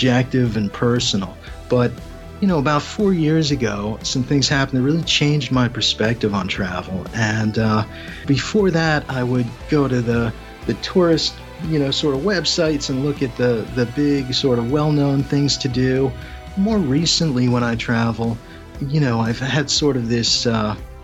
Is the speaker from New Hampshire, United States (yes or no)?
no; outside of Philadelphia, Pennsylvania, United States; now in Tampa, United States; I grew up outside of Philadelphia